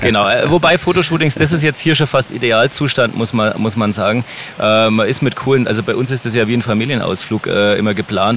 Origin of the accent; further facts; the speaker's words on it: Helmbrechts, Bavaria, Germany; unsere Heimatstadt Helmbrecht